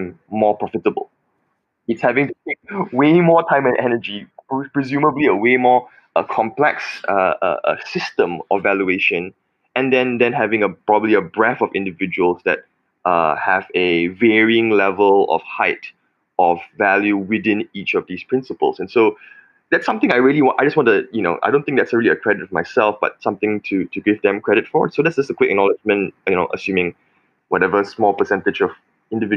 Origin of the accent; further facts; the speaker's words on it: Malaysia; moved away; I'm Chinese Malaysian